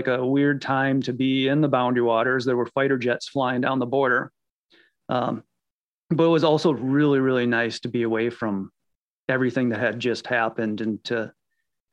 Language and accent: English; Iowa, United States; I grew up in Iowa hunting and fishing, hiking